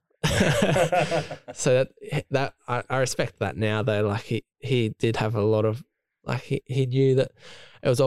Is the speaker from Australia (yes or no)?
yes; Tasmania, Australia; moved away as an adult; now in Sydney, Australia; Growing up in Tassie